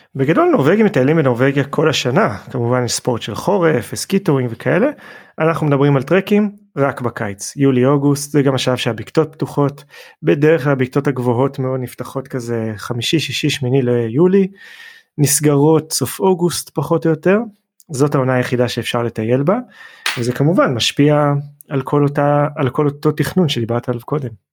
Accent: Israel; אנחנו ישראלים

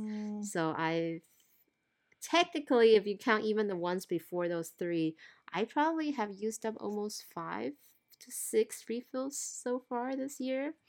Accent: Thailand; moved away; growing up in Thailand

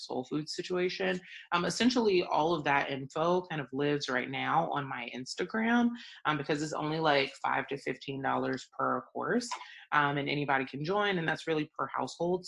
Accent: Atlanta, Georgia, United States; my growing up in Atlanta

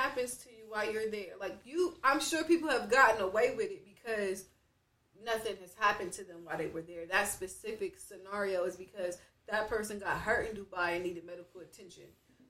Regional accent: United States; that's simply because I'm American. I know. That's just how we grew up. Yeah, that's just we got free will out here. Even though I'm black in America

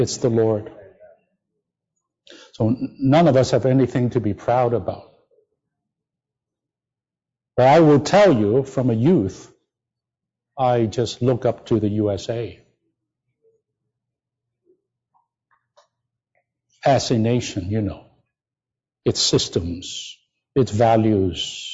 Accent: China; moved away as an adult; now in United States; I came from China.

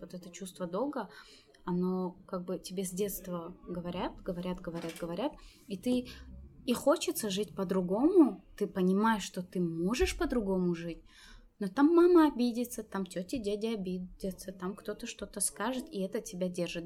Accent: Tajikistan; Я таджичка. Я здесь родилась

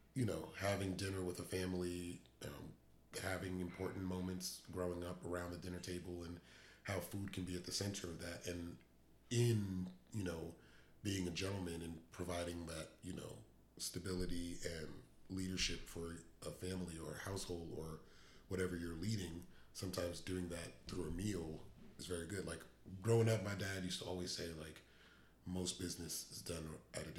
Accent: New York, United States; now in Dallas-Fort Worth, United States; we're both from New York

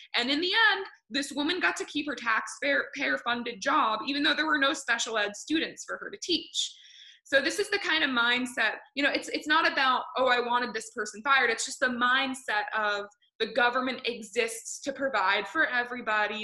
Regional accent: Grantham, New Hampshire, United States; I grew up in New Hampshire, just north of where you are

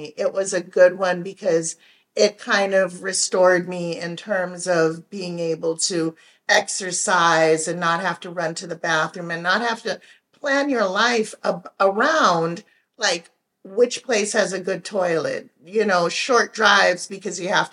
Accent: Jamaica; we're Jamaican, so it's tons of people and it's tons of food

